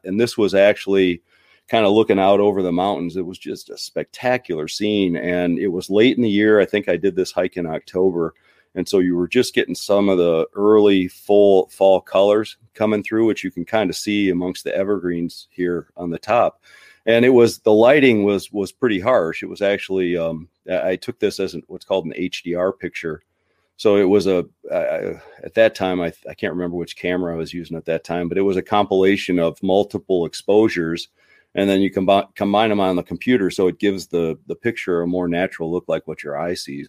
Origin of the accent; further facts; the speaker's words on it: Midwest, United States; I'm from the Midwest